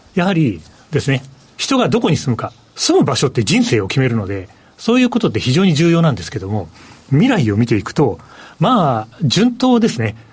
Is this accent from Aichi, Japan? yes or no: yes; Aichi, Japan; 愛知県人